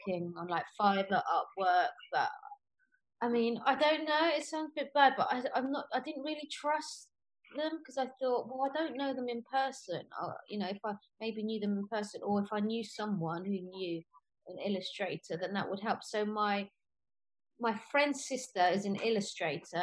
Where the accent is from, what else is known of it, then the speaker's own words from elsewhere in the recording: United Kingdom; also born or lived in Spain; I'd spend all year in the UK